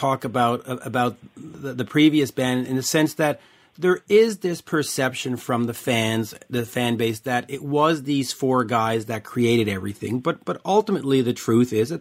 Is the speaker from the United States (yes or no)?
no; Quebec, Canada; now in Montreal, Canada; I'm up in Montreal